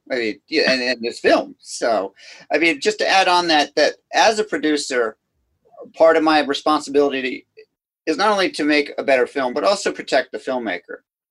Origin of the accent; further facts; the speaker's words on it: Scotland, United Kingdom; So again, being Scottish, $100 no is really painful to me.